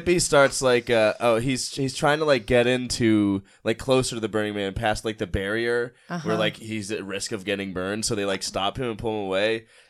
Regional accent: near Raynham, Massachusetts, United States; near my hometown called Hurdy Gurdy

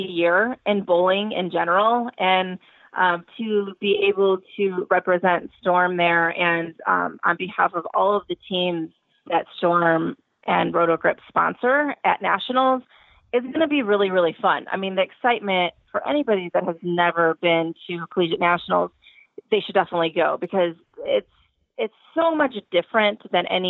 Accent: Indiana, United States; I'm from Indiana

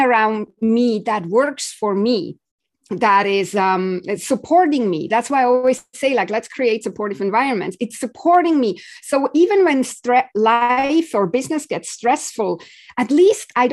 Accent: Switzerland; I grew up in Switzerland

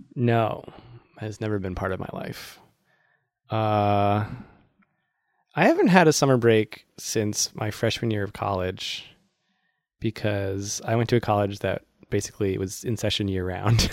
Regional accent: Worcester, Massachusetts, United States; my hometown, Worcester.

